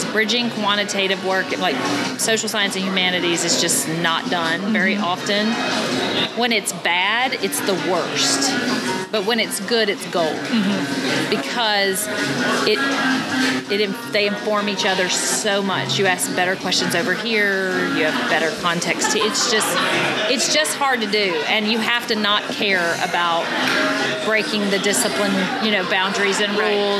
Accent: Baton Rouge, Louisiana, United States; moved away as an adult; also born or lived in Winfield, Louisiana / Austin, Texas / Fayetteville, Arkansas; now in Arkansas, United States; I grew up in Winfield, Louisiana, which is North Central. And then my family moved to Baton Rouge, graduated from high school in Baton Rouge, Louisiana

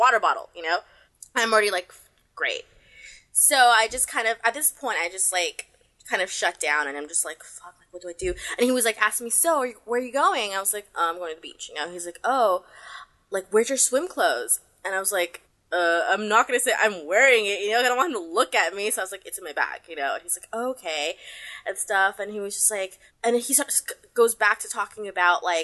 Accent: United States; now in Hong Kong; I'm from America.

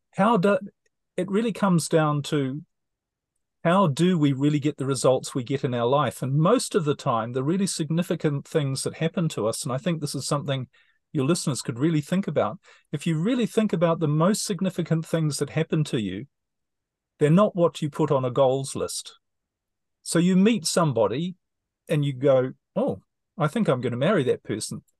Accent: New Zealand; moved away as an adult; New Zealand, my home country

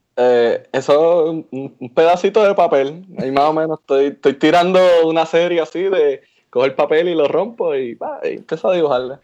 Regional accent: Río Grande, Puerto Rico; moved away; soy de Río Grande, Puerto Rico

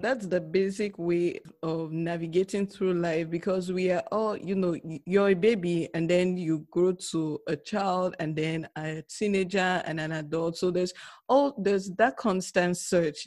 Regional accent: Cameroon; moved away; those of us who are coming from Africa or oh, let me say Cameroon, where we normally don't ask those questions

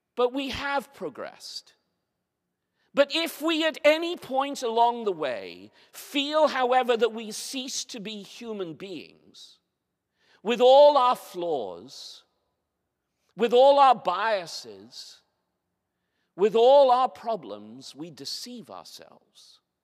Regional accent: Bermuda; moved away; also born or lived in Haslingden, Lancashire, England; my church where I grew up in Bermuda

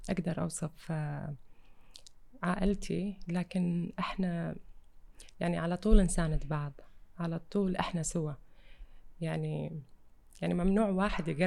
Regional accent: Iraq; accent: Iraqi; moved away; عشت خارج العراق بس آه، اكيد احب احكي عراقي

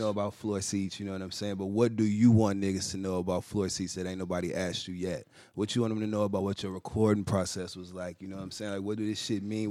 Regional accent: Flint, Michigan, United States; moved away as an adult; now in New York, United States; I'm from Flint, Michigan

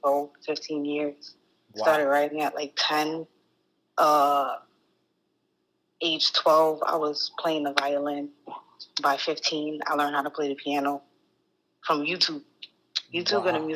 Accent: New York City, New York, United States; accent: New York; also born or lived in Staten Island, New York / Massachusetts; I'm from Brooklyn, New York originally. Live on Staten Island.

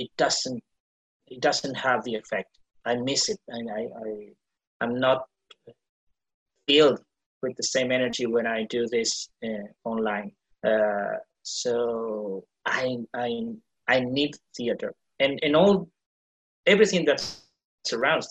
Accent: Argentina; now in Madrid, Spain; from Argentina, but currently living in Madrid.

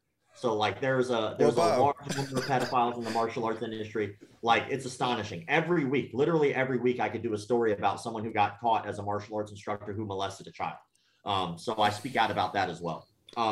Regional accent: Detroit, Michigan, United States; We're from Detroit. We learn this in the streets.

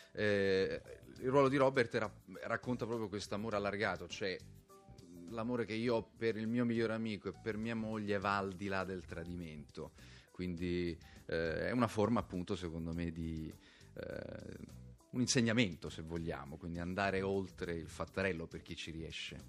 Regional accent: Bagheria, Sicily, Italy; Io sono di Bagheria

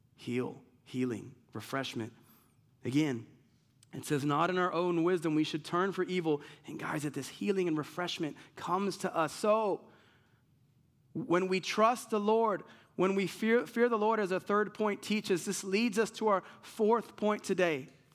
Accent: United States; I'm American.

